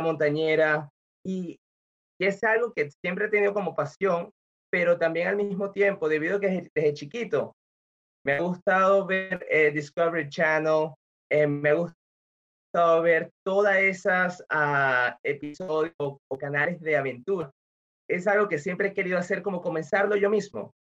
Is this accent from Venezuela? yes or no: yes; Venezuela; moved away as an adult; also born or lived in Nebraska, United States; now in Florida, United States; yo soy venezolano, vine a los Estados Unidos hace unos 16 años